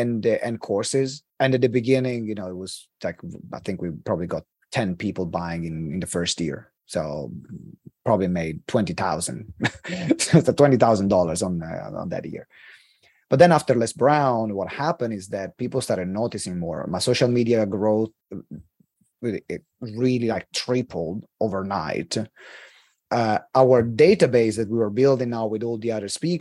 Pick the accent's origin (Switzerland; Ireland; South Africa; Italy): Italy; accent: Italian; English is a second language; moved away as an adult; also born or lived in United Kingdom; English is not my first language.